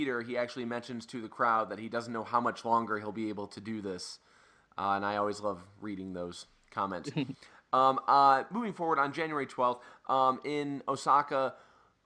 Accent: Detroit, Michigan, United States; we're from the Detroit area

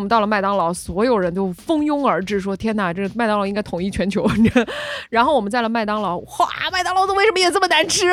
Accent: Guangdong, China; 我们潮汕人

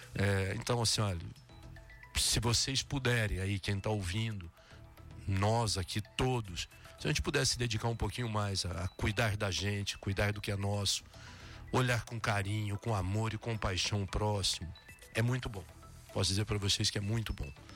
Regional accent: Três Lagoas, Mato Grosso do Sul, Brazil; moved away as an adult; now in Jequié, Brazil; Três Lagoas, no Mato Grosso do Sul, de onde eu sou

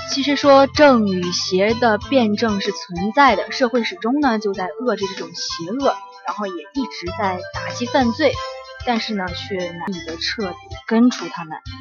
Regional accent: China; 我们中国人

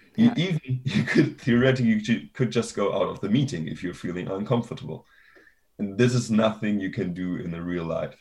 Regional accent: Germany; moved away; I'm from Germany initially

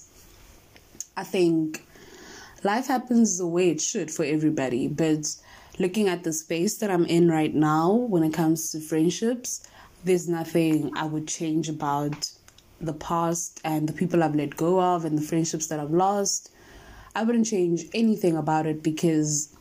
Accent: South Africa; we are South African

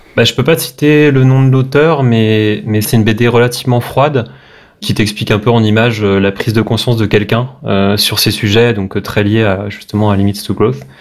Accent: Brest, Brittany, France; moved away as an adult; now in Paris, France; Je viens de Brest, à la base je suis breton, donc je suis expatrié

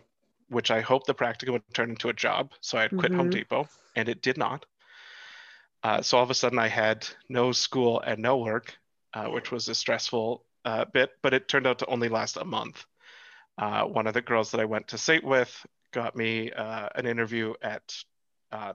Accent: Calgary, Alberta, Canada; so I was born here in Calgary. We've stayed in Calgary the whole time.

